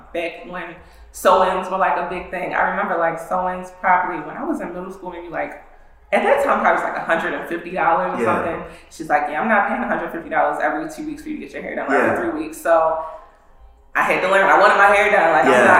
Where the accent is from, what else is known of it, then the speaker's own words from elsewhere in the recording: Nigeria; I'm Nigerian, so that's not really how it's pronounced.